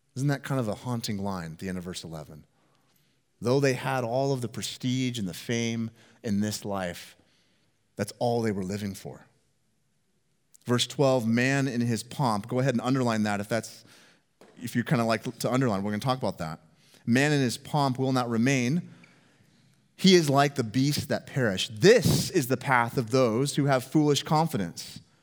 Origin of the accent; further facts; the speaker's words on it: Northwest Washington, United States; moved away; growing up in Northwest Washington